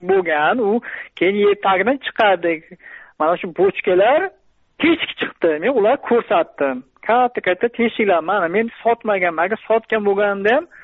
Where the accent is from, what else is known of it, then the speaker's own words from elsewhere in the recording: Kasbi District, Qashqadaryo Region, Uzbekistan; also born or lived in Chirchiq; qashqadaryo viloyati kasbi tumanida tug'ilganman